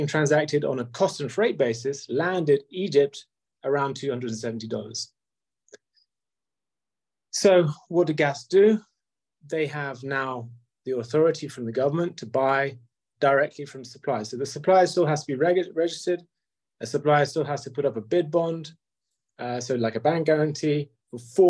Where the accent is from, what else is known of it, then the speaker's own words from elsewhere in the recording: United Kingdom; And I'm British